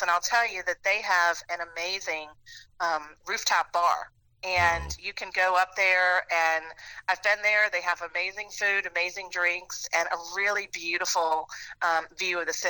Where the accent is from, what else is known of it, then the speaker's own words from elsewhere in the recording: New Orleans, Louisiana, United States; moved away as an adult; also born or lived in Memphis; from New Orleans for 6 years. I lived in Memphis, and then I moved back recently. And you know, New Orleans is my hometown.